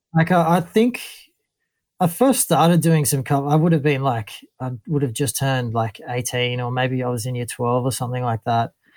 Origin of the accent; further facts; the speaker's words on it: Ballina, New South Wales, Australia; moved away as an adult; also born or lived in Lennox Head; now in Sydney, Australia; growing up in Ballina and then Lennox Head